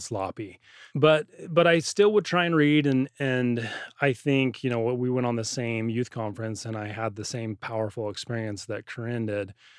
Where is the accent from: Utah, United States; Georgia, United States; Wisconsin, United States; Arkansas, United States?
Utah, United States; growing up in Utah, they have it as a part of your school